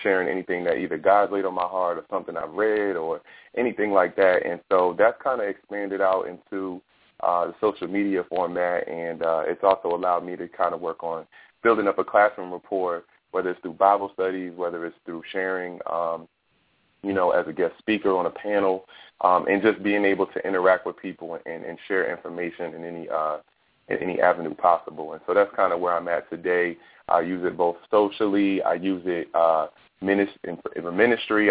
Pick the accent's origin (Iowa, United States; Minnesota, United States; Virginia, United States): Virginia, United States; Fredericksburg; I was mainly raised in Fredericksburg, Virginia, and that's where I went to high school at and middle school